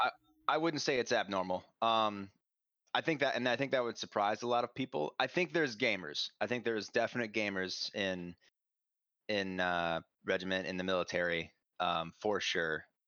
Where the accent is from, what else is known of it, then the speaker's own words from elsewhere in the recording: Minnesota, United States; moved away as an adult; small community college up from my home state in Minnesota